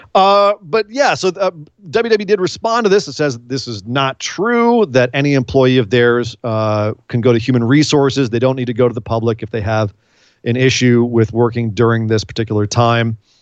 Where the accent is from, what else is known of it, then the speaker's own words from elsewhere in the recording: California, United States; I'm from California.